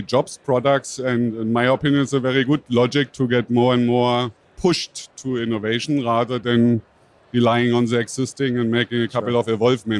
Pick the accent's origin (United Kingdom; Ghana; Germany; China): Germany; Berlin; I'm from Berlin